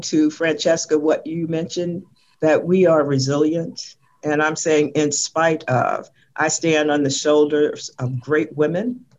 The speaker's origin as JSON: {"language": "English", "town": "Richmond", "region": "Virginia", "country": "United States", "tie": "born or raised there", "said": "growing up in Whitcom Court"}